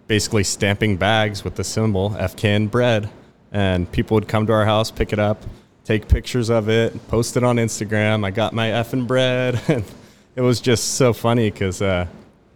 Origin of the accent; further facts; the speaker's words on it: San Juan Capistrano, California, United States; also born or lived in San Francisco; I grew up here in San Juan Capistrano.